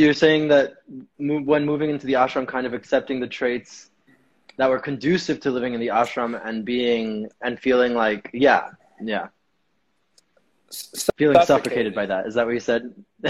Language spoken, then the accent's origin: English; New York, United States; I've always learned that like as a New Yorker, as someone who grew up in different cultures